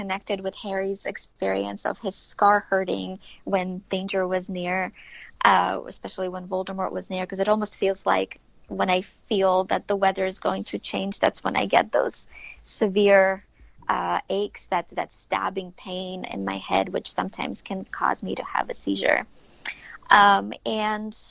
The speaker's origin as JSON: {"language": "English", "country": "Ukraine", "tie": "born or raised there", "moved": "yes", "said": "I grew up in Ukraine."}